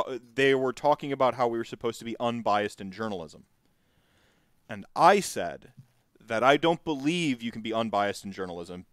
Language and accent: English; United States; as an American